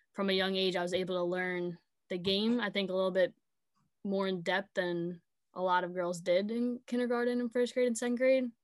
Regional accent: Sayville, New York, United States; I grew up in Sable

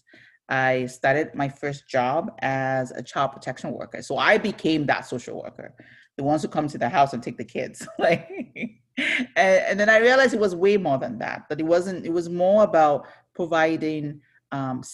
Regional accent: Ibadan, Oyo, Nigeria; also born or lived in Onitsha, Nigeria; I was born in Ibadan, Nigeria. So that's in southwestern Nigeria. So I grew up in a home with five kids.

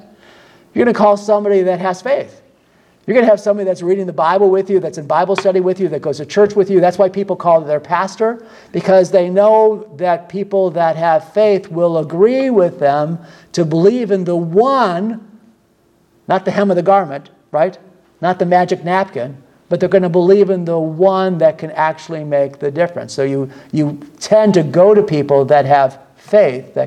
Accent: United States; I was from the United States

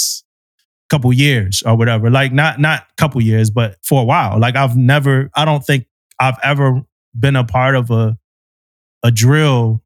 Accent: Philadelphia, Pennsylvania, United States; moved away; also born or lived in Florida; I grew up in South Philadelphia

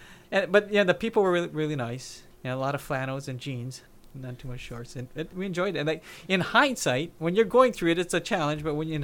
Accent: Hawaii, United States; moved away as an adult; also born or lived in Indiana / California; I grew up in Hawaii.

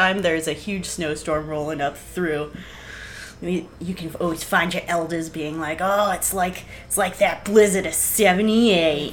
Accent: New Hampshire, United States; born and raised in New Hampshire.

